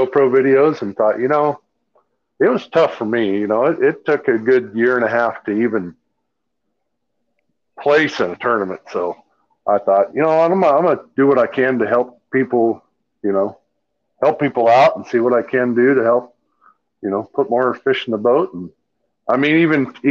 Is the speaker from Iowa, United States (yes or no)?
yes; Des Moines, Iowa, United States; I'm from Des Moines, Iowa. Well, originally from Des Moines, Iowa. I live south Des Moines now.